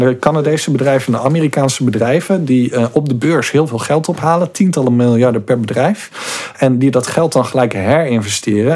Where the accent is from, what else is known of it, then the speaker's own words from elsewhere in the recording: Goes, Zeeland, Netherlands; ik opgegroeid in Goes